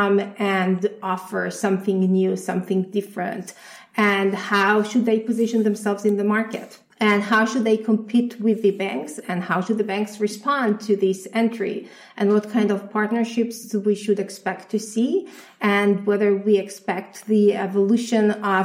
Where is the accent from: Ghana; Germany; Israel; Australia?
Israel; moved away; I'm originally from Israel